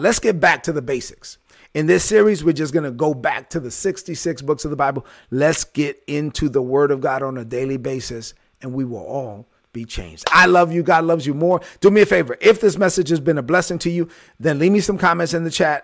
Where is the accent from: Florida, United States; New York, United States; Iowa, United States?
New York, United States; New York City; moved away; I was straight outta Brooklyn, and I let everybody know I was from Brooklyn